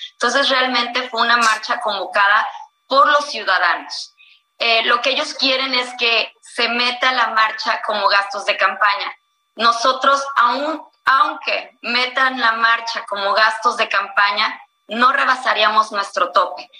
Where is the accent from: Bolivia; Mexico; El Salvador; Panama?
Mexico; Veracruz; mi estado